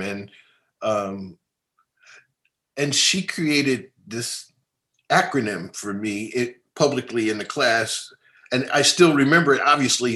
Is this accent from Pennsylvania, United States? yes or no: yes; Philadelphia, Pennsylvania, United States; I grew up in North Philadelphia